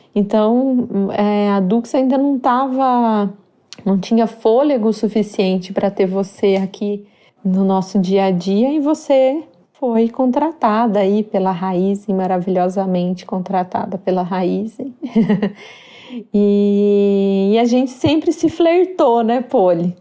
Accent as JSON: {"language": "Portuguese", "country": "Brazil"}